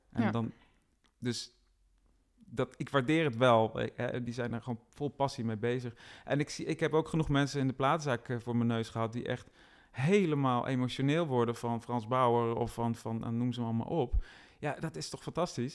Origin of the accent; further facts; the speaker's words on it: Roosendaal, North Brabant, Netherlands; Ik ben al wel geboren en getogen in Roosendaal, nota bene, het rijkste dorp van Nederland zo'n beetje.